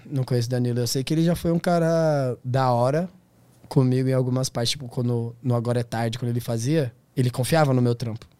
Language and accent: Portuguese; Brazil; eu sou do Tablon da César